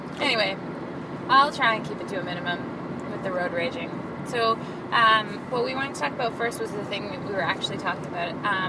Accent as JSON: {"language": "English", "country": "Canada", "said": "We're Canadian."}